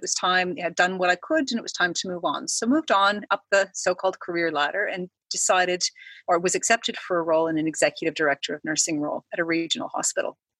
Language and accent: English; Canada; moved away as an adult; now in Australia; I am Canadian came to Australia about 10 years ago for a job